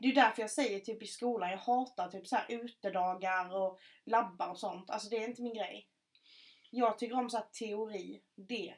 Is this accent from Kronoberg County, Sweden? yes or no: yes; Markaryd, Kronoberg County, Sweden; accent: Scanian; där jag kommer ifrån